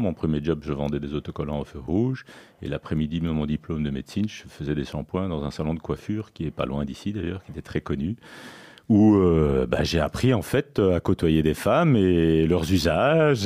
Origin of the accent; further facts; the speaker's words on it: Belgium; also born or lived in Sicily / Toulouse; je suis né en Belgique. Je suis d'origine sicilienne, j'ai deux parents euh, d'origine sicilienne